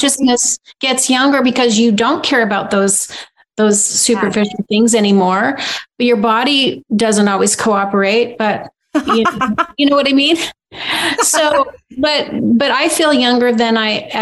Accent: Idaho, United States; moved away as an adult; also born or lived in Boise, Idaho; I grew up in the state. Yes. I'm a fifth generation.

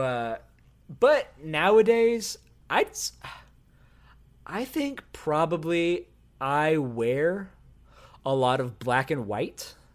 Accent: Austin, Texas, United States; also born or lived in Tennessee / Indiana; I was raised in Austin, Texas as well.

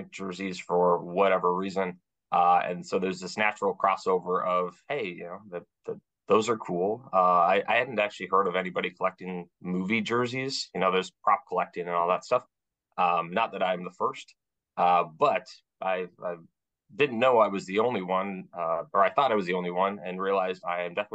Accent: Duluth, Minnesota, United States; I'm from Minnesota.

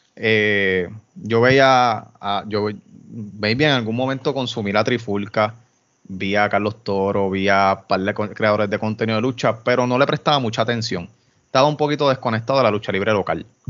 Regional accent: Yauco, Puerto Rico; Yo soy de Yauco

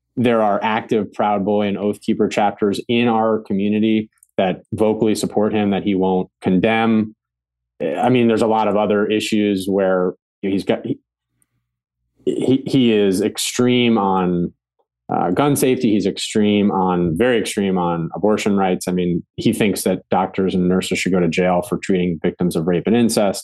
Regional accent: Ulster County, New York, United States; growing up in Ulster County, it was, like, Republican

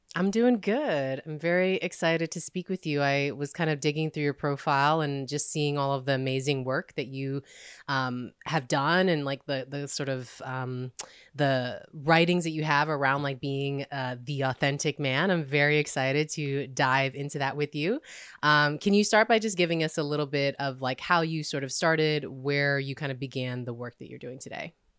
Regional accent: United States

